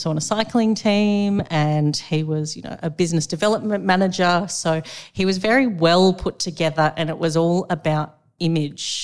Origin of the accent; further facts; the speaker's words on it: Sydney, New South Wales, Australia; also born or lived in the coast (unspecified); most of my primary years were spent on the Lower North Shore in Sydney